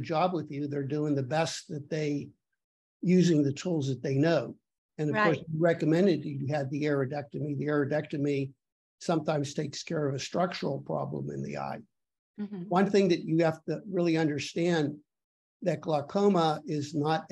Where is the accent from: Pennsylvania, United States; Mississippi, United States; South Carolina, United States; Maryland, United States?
Pennsylvania, United States; Pittsburgh; I grew up in Pittsburgh during the heyday when they had the steel mills there